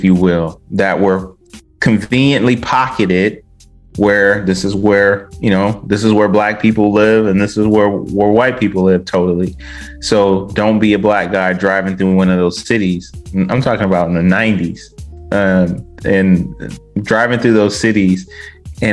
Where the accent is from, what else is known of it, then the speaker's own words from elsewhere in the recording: Westland, Michigan, United States; Me growing up in Detroit, I lived in the suburbial area of Detroit called Westland